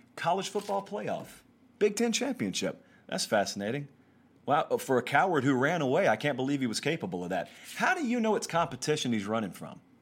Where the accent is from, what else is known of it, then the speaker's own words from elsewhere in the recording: Georgia, United States; I grew up in Georgia